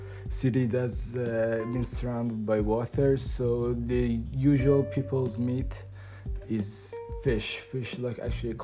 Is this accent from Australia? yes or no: no; Iran; English is a second language; moved away; I'm from Iran.